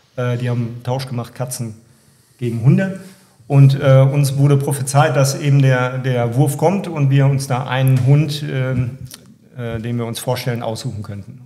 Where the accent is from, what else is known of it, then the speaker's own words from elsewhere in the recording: Warendorf, North Rhine-Westphalia, Germany; Wir kommen aus Warndorf äh, und sind Nordrhein-Westfalen